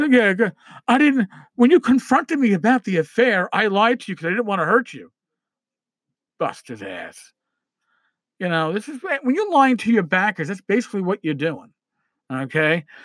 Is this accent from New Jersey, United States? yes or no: no; New York, United States; I'm a New Yorker